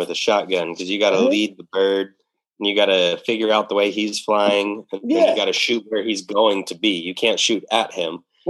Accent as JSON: {"language": "English", "town": "Finley", "region": "Washington", "country": "United States", "tie": "born or raised there", "said": "grew up in Finley."}